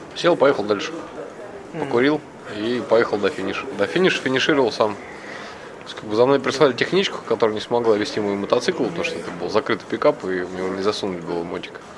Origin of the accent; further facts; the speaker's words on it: Moscow, Russia; я из Москвы.